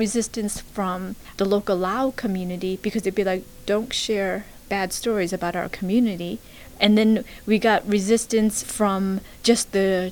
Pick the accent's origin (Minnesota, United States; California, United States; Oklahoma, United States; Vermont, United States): Vermont, United States; also born or lived in Laos; I grew up in Vermont thinking I'm an all-American girl